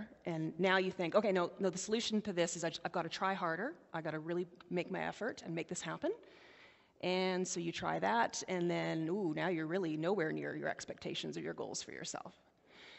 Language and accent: English; White Rock, British Columbia, Canada; I grew up in White Rock, and it doesn't snow in White Rock